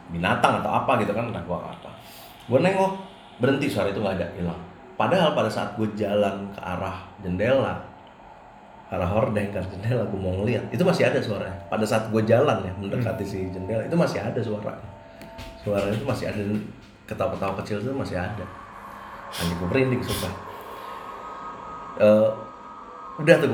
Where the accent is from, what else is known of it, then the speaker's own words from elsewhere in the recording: West Java, Indonesia; karena gua orang Sunda ya jadi kan semua manggilnya kalau yang lebih tua tuh AA ya